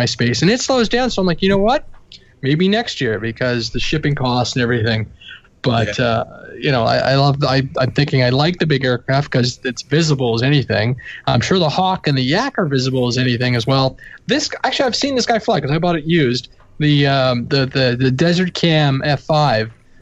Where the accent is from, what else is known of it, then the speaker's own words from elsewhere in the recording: Canada; I'm Canadian